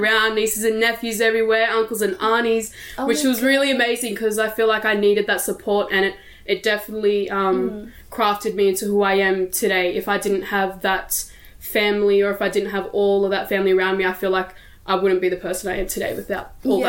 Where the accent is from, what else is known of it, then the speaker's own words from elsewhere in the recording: Brisbane, Queensland, Australia; also born or lived in Sydney, New South Wales / Kempsey, New South Wales; So I was born here in Brisbane and I was later on raised around Sydney, Redfern and then Kempsey area, mostly New South Wales, and came back here around middle school and then finished up high school around Brisbane. Now I'm back here.